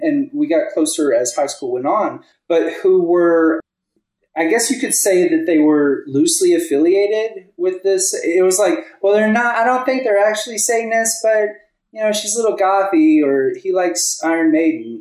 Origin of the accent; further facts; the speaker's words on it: Kentucky, United States; moved away as an adult; also born or lived in Japan; now in Austin, United States; I grew up in Kentucky and lived there until I was 21.